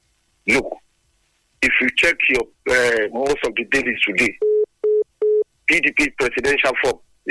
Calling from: Lagos, Nigeria; I'm calling you from Lagos.

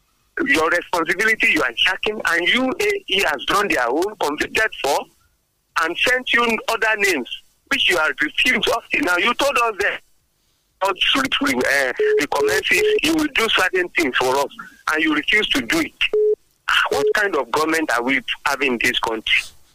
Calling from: Abeokuta, Ogun State, Nigeria; Good morning. I'm … from Abeokuta.

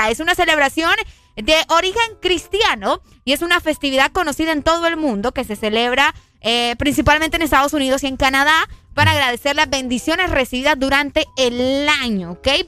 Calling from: Tela, Atlántida, Honduras; de Tela, como siempre.

